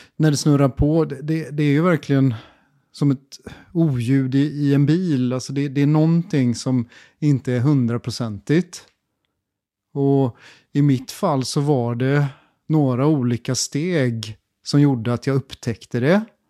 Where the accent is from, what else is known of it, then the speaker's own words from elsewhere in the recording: Gothenburg, Västra Götaland, Sweden; moved away as an adult; also born or lived in China; jag är uppvuxen i Göteborg på hissingen